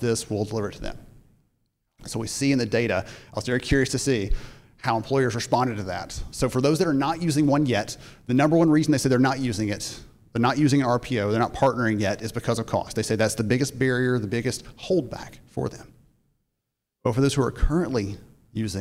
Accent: Alabama, United States; I'm from Alabama

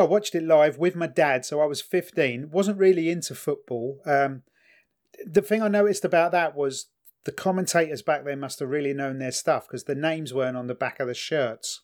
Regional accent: England, United Kingdom; in England, 'cause of our sense of fair play and 'cause we're English

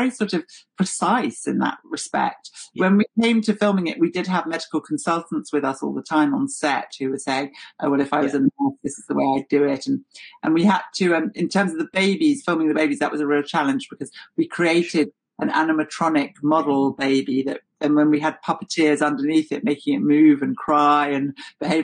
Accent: London, United Kingdom; I'm a Londoner and I've grown up around those communities

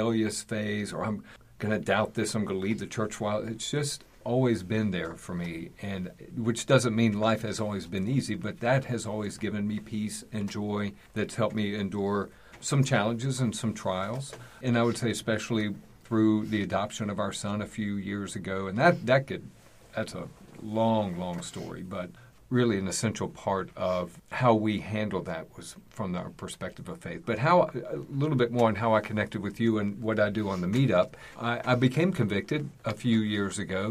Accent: East Tennessee, United States; moved away; I'm originally from Tennessee, East Tennessee

